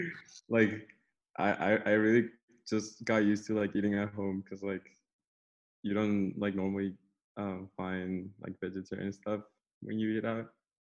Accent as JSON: {"language": "English", "country": "Mexico", "moved": "yes", "said": "third year bio major. I'm trying to get an EECS minor and I am from Mexico."}